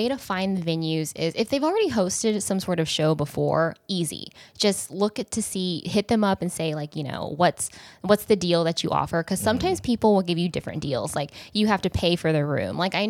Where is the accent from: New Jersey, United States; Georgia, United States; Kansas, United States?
Kansas, United States; now in Los Angeles, United States; I'm from Kansas, a small town in Kansas